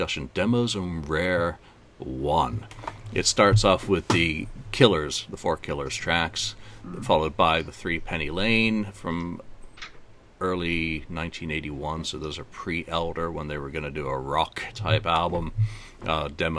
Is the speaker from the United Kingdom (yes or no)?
yes; England, United Kingdom; As an Englishman